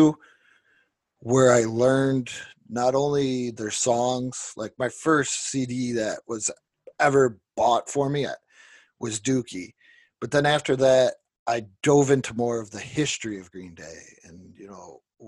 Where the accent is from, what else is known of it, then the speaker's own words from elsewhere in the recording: Niagara Falls, New York, United States; I'm from Niagara Falls